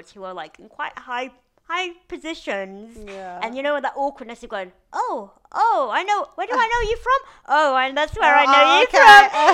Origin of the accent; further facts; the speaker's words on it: Lancashire, North West England, United Kingdom; now in London, United Kingdom; my friend Nathan, who I grew up with in Lancashire